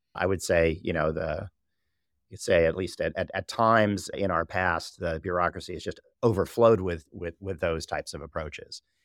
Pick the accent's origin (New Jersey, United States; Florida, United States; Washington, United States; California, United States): California, United States; Southern; I was born and raised in Southern California